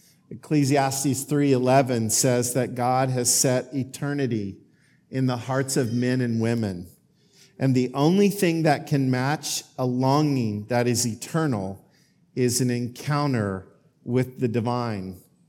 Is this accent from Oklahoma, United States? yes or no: yes; Oklahoma, United States; now in Greensboro, United States; I have a home in Greensboro. I have the home that I grew up in Oklahoma